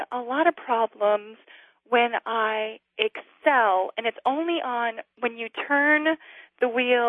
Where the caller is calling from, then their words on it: Blacksburg, Virginia, United States; I'm from Blacksburg, Virginia.